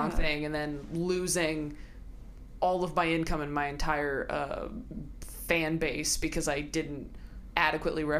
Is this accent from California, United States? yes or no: yes; California, United States; also born or lived in Modesto, California / Escalon, California; now in Los Angeles, United States; I'm from California. I grew up in, like, Northern California until I was, like, 9, and then Southern California